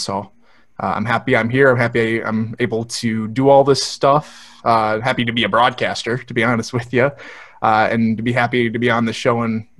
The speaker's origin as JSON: {"language": "English", "town": "Andover", "region": "Minnesota", "country": "United States", "tie": "born or raised there", "moved": "as an adult", "lives_now": "San Antonio, United States", "said": "Let's see, hometown, I'm originally from Andover, Minnesota."}